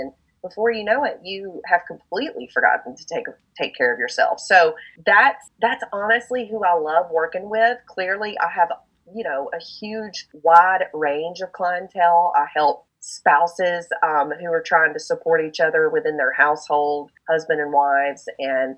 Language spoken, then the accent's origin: English; the South, United States; I'm a Southern girl over here